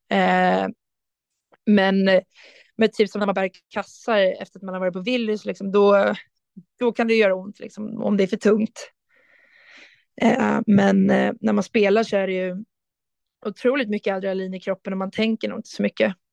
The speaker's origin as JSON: {"language": "Swedish", "town": "Rotebro", "region": "Stockholm County", "country": "Sweden", "said": "jag hävdar fortfarande att jag kommer från Rotebro och inte från Sollentuna, även fast de har bytt namn."}